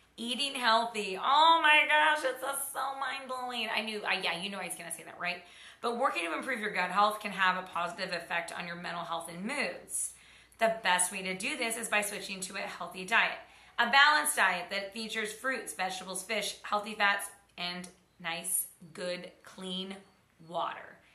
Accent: Oklahoma, United States; I grew up in Oklahoma in Tornado Alley

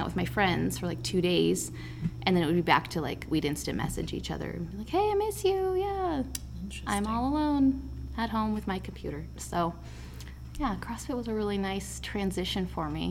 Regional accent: Culver, United States; I grew up in Culver

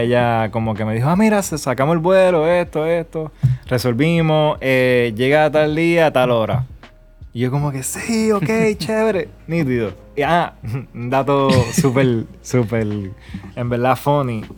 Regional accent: Puerto Rico; also born or lived in New York; now in Dominican Republic; yo soy de Puerto Rico, pero estoy viviendo en República Dominicana

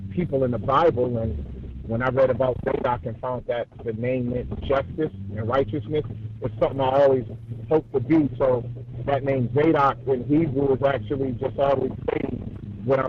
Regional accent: Buffalo, New York, United States; I'm from Buffalo, New York

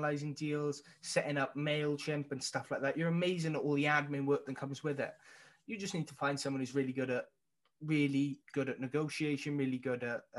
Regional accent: Wales, United Kingdom; I was born in Wales

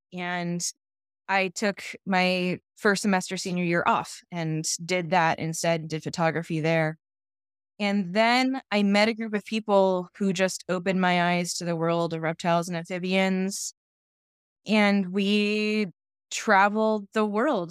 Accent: California, United States; also born or lived in Ohio; I was born and raised in California

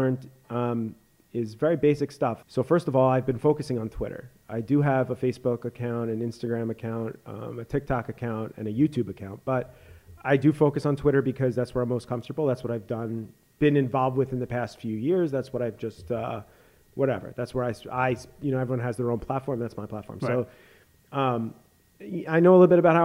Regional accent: New York, United States; I grew up in New York listening to The Fan

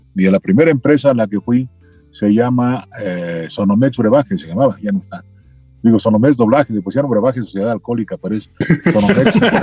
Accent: Mexico City, Mexico; accent: chilango; also born or lived in Chilpancingo, Guerrero; nací en Chilpancingo, Guerrero. Ah, pero vivo paisano. En vivo en la Ciudad de México desde los cuatro años, ¿sí? O sea que soy más chilango

